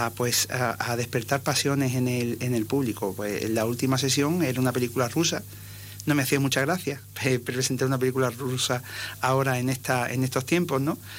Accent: Ceuta, Spain; Yo soy ceutí de, nacimiento

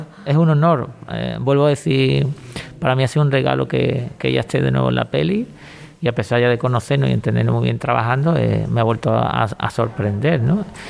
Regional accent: Cádiz, Andalusia, Spain; como gaditano

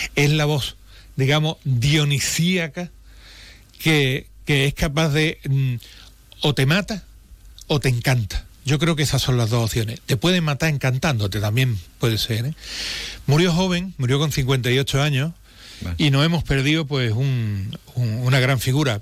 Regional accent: Jerez de la Frontera, Andalusia, Spain; en Jerez, como nacemos sabiendo

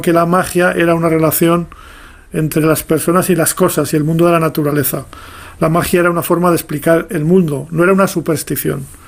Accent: Miranda de Ebro, Castile and León, Spain; yo nací en Miranda de Ebro, de una familia ferroviaria

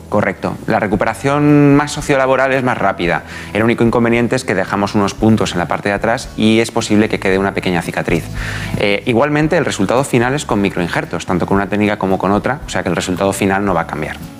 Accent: Guadalajara, Castilla-La Mancha, Spain; soy de Guadalajara

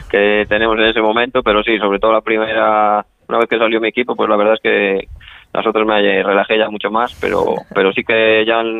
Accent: Ponferrada, Castile and León, Spain; Sí, soy de Ponferrada, soy de Ponferrada. Soy de Ponferrada, que está a 70 kilómetros de allí, está mi domicilio.

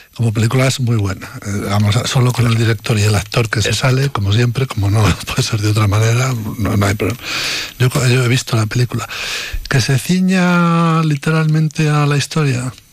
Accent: Medina de Rioseco, Castile and León, Spain; de Medina de Río Seco, mi pueblo

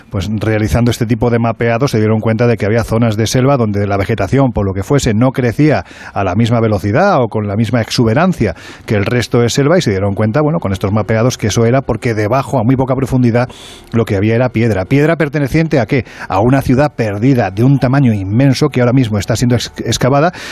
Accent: Andalusia, Spain; yo sé que soy andaluz

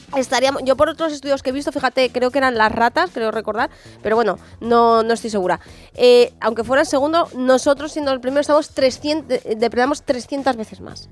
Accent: San Sebastián de los Reyes, Community of Madrid, Spain; yo desde pequeñina los llevo viendo en la calle en mi pueblo, aquí en Sanse

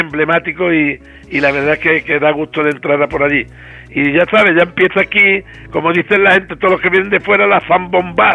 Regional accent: Jerez de la Frontera, Andalusia, Spain; moved away as an adult; also born or lived in Madrid; nací en la calle Encaramada, en esta misma calle, hombre, estoy viviendo en el 3, yo nací en el 16

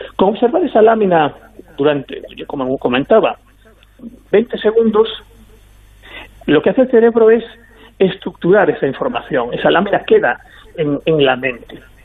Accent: Galicia, Spain; yo soy gallego

